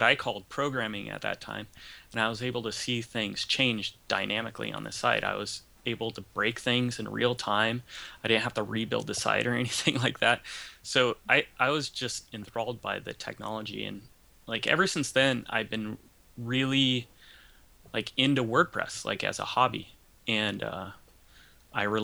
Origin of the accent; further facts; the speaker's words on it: Ventura County, California, United States; I'm from Ventura County, California